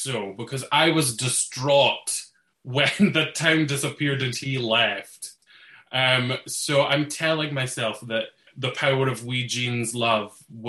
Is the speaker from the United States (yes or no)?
no; Dunfermline, Scotland, United Kingdom; born or raised there